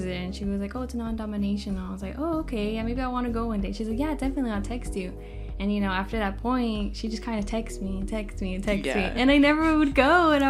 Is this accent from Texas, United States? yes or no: yes; San Antonio, Texas, United States; I'm from here, San Antonio. I was born here in Texas.